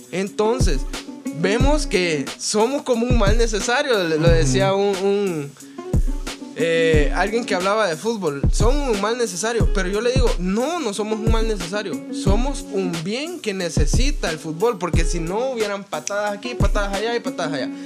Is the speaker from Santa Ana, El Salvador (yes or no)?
yes; Santa Ana, El Salvador; yo soy de Santa Ana